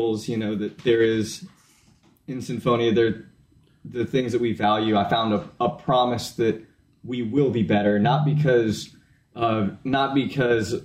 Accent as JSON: {"language": "English", "area": "Iredell County", "region": "North Carolina", "country": "United States", "said": "I'm from Iredell County, North Carolina"}